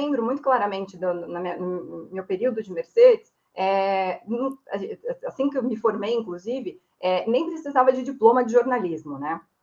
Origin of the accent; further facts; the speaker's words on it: São Bernardo do Campo, São Paulo, Brazil; sou nascida e criada em São Bernardo